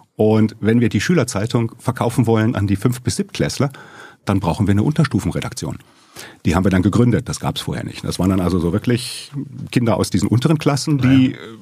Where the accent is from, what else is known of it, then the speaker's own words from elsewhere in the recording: Bochum, North Rhine-Westphalia, Germany; also born or lived in Leverkusen / Baden-Württemberg; Frage, wo ich herkomme, lautet schon lange Bochum